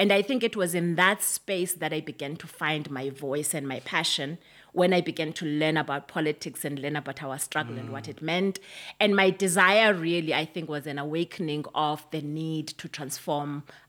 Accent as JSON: {"language": "English", "country": "South Africa", "tie": "born or raised there", "said": "I grew up in Bantu education, as you can imagine. I remember that when I went into high school, it was the time when South Africa was really becoming hot in terms of the liberation struggle."}